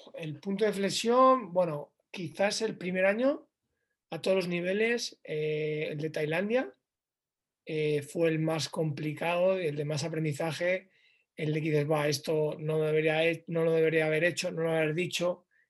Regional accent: León, Castile and León, Spain; moved away as an adult; estoy en mi ciudad, en León, en mi tierra

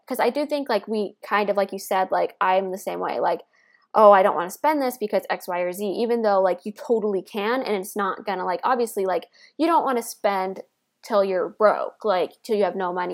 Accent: Midwest, United States; I grew up in the Midwest

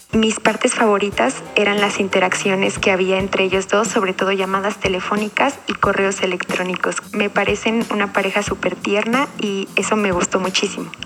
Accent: Lima, Peru; soy de Perú, Lima

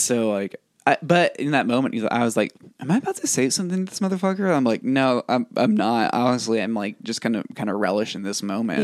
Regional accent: Bonham, Texas, United States; growing up in Bonham

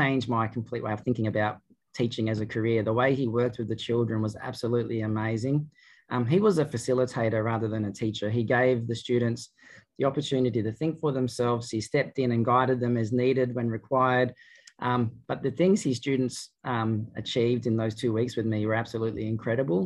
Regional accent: Albury, New South Wales, Australia; my hometown of Albury-Wodonga

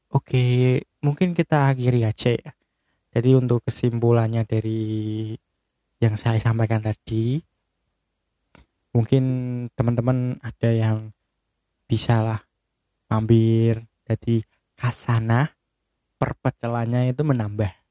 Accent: Bojonegoro, East Java, Indonesia; soalnya pecel itu kayak kultur di daerah saya ya di Bojonegoro sendiri untuk sarapan itu kayaknya paling pas itu pecel

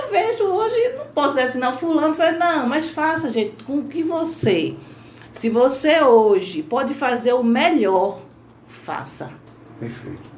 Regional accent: Northeast Region, Brazil

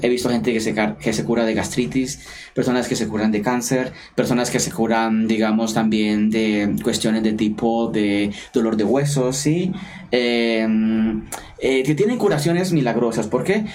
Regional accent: Colombia; now in London, United Kingdom; soy sacerdote colombiano, estoy radicado en Reino Unido, especialmente en la ciudad de Londres

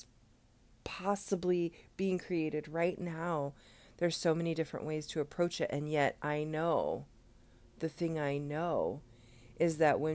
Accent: United States; we as an American culture

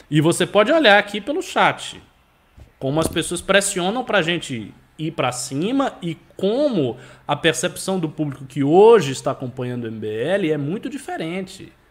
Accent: Northeast Region, Brazil; Eu sou nordestino, eu preciso de um computador novo.

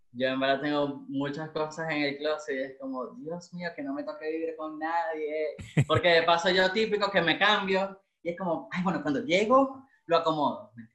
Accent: Maracaibo, Zulia, Venezuela; moved away as an adult; now in Santiago, Chile; yo soy maracucho

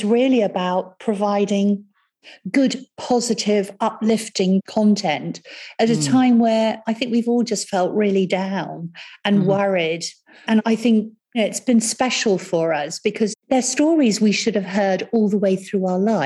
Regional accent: Cranleigh, South East England, United Kingdom; also born or lived in Rio de Janeiro, Brazil / Surbiton; we came back to the UK and I lived in a little village called Cranley for a while. And then when I was older, I went to a school called Surbiton High School

